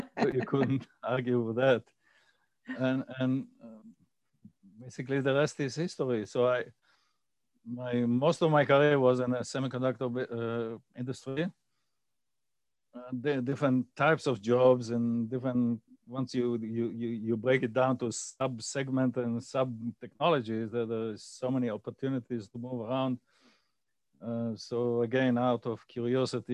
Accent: Israel; I grew up in Israel, went to school in Israel

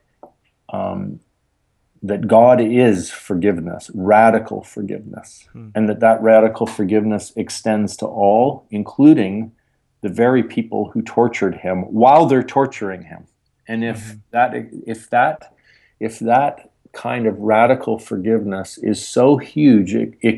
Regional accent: Canada; I'm Canadian

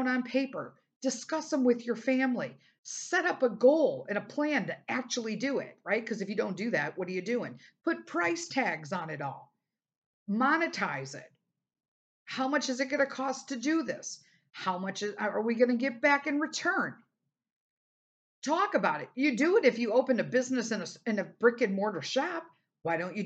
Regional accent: United States; being an American

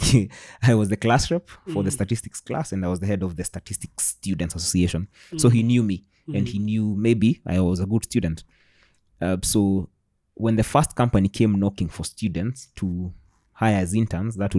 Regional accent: Thika, Kiambu County, Kenya; I'm from Thika

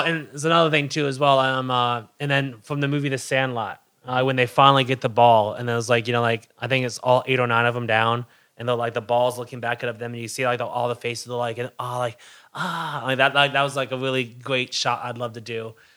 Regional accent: Hamilton, New York, United States; also born or lived in Albany, New York; I was born in Hamilton, New York, air shipped to Albany

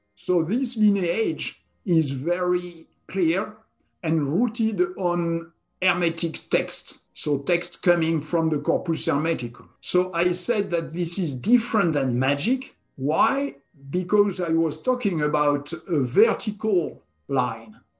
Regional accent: southwest France, France; was born and raised in France, in the country southwest of France

